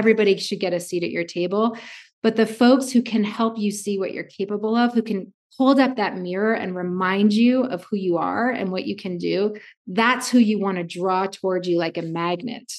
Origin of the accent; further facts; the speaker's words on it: Vermont, United States; I grew up in Vermont